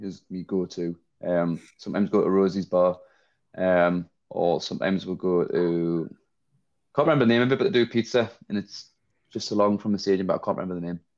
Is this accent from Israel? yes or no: no; Gateshead, North East England, United Kingdom; I'm from Gateshead